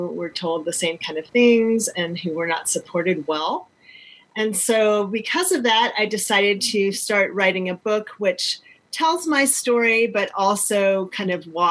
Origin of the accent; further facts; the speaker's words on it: North Carolina, United States; I was born in North Carolina